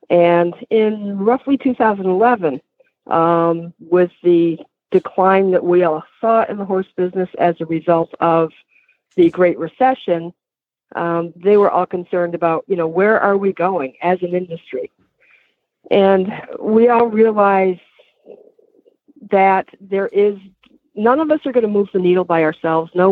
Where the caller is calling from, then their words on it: Massachusetts, United States; Uh, Massachusetts, Western Massachusetts.